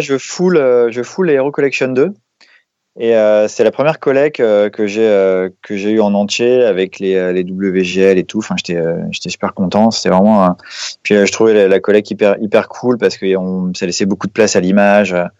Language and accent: French; Lille, Hauts-de-France, France; je suis lillois d'origine